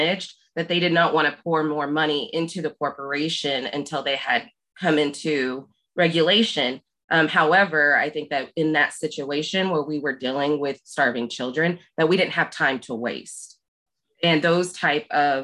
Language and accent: English; Southwest Oklahoma, United States; now in Wise, Virginia, United States; I was born and raised in Oklahoma, Southwest Oklahoma